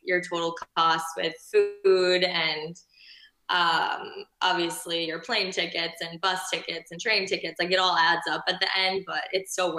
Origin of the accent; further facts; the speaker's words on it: Minnesota, United States; moved away as an adult; now in Rome, Italy; I'm from Minnesota